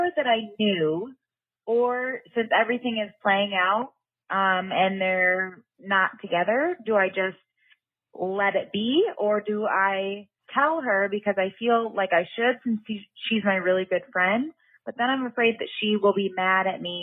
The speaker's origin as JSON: {"language": "English", "region": "Iowa", "country": "United States", "said": "I am from Iowa"}